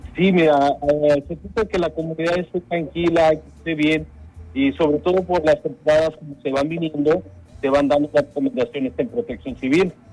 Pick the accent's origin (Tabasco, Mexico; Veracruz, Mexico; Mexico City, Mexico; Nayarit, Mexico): Mexico City, Mexico; moved away; yo soy originario de la Ciudad de México